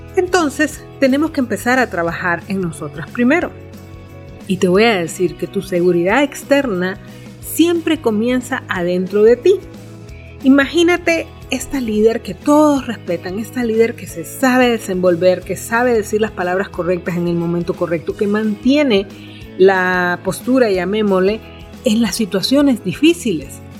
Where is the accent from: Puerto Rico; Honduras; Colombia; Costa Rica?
Honduras